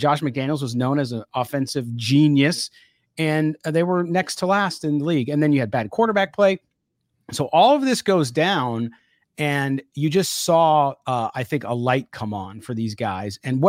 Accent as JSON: {"language": "English", "town": "San Diego", "region": "California", "country": "United States", "tie": "born or raised there", "said": "I grew up in San Diego, so I was in Southern California when all that stuff happened."}